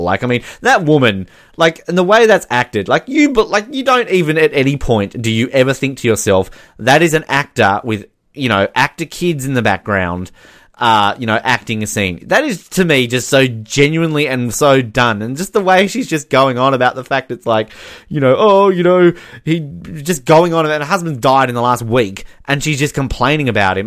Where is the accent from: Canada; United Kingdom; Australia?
Australia; as an Australian